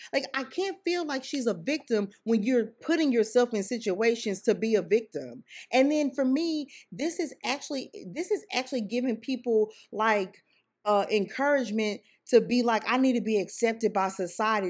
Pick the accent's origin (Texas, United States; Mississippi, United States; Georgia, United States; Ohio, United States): Texas, United States; Sugar Land; I grew up in Sugarland, Texas.